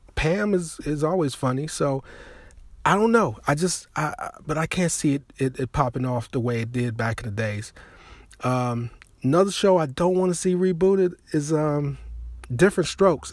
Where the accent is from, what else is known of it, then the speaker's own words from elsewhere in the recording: Chicago, Illinois, United States; now in Las Vegas, United States; originally I'm from Chicago